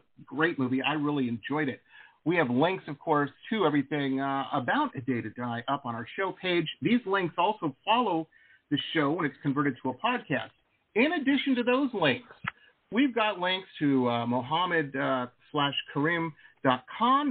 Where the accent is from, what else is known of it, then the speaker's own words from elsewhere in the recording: Detroit, Michigan, United States; also born or lived in Dearborn, Michigan; I grew up in Metro Detroit, and I lived for a while in a town called Dearborn